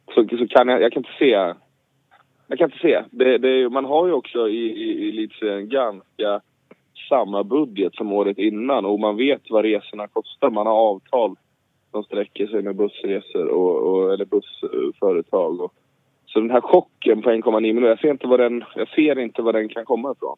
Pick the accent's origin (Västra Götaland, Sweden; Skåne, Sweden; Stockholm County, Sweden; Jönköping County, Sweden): Västra Götaland, Sweden; Gothenburg; moved away; Jag är hemma i Göteborg